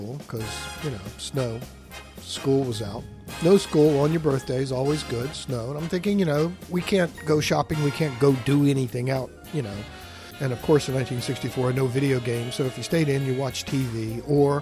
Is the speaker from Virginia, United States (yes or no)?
yes; Richmond, Virginia, United States; a kid growing up in the West End of Richmond, Virginia